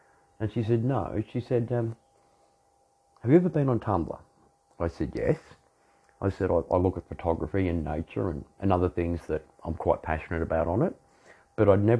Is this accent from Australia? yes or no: yes; Australia; I'm an Australian dominant male